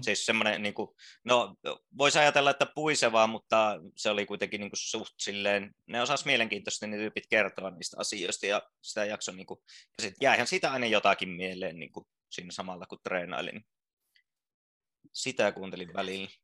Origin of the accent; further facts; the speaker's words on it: Joensuu, North Karelia, Finland; moved away; Joensuusta on siis, Joensuusta, joo. Paljasjalkainen